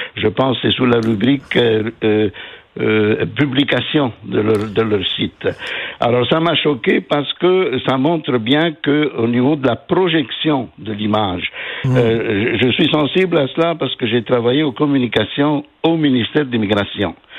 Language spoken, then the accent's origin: French; Quebec, Canada; en tant que Québécois